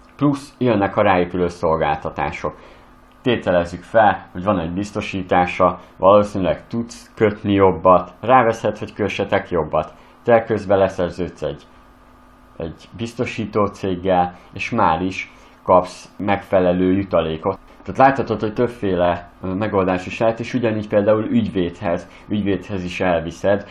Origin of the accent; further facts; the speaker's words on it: Western Hungary, Hungary; én Nyugat-Magyarországról származok